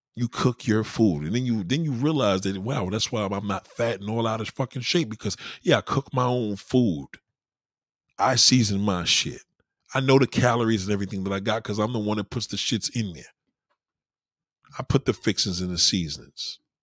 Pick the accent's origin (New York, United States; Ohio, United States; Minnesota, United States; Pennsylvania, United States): New York, United States; I'm a New Yorker. We have culture here